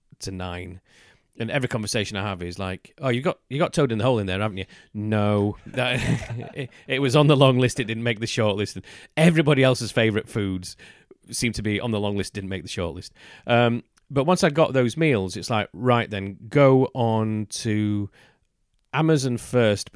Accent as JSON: {"language": "English", "country": "United Kingdom", "said": "as a British person"}